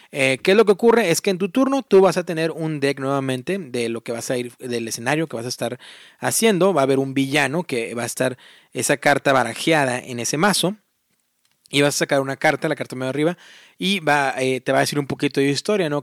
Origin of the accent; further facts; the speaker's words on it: Matamoros, Tamaulipas, Mexico; moved away as an adult; now in Indianapolis, United States; yo, personalmente, eh, pues ahí, viví toda mi vida, ¿no? De ahí soy